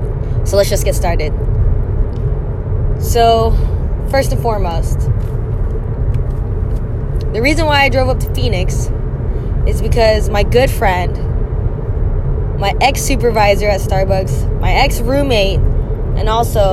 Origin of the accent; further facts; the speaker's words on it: Philippines; We just kind of thought, you're big bone, this is what it is, you know, being Filipino